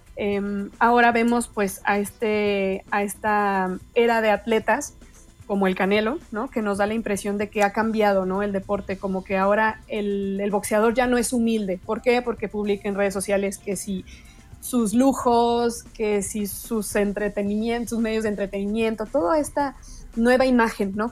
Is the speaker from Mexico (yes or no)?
yes; Mexico; como mexicanos